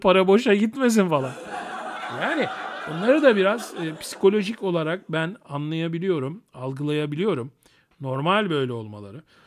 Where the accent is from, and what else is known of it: Turkey; also born or lived in Thessaloniki (ancestry)